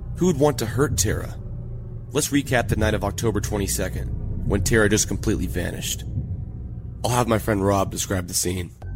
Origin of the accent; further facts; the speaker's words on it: Atlanta, Georgia, United States; I'm from Atlanta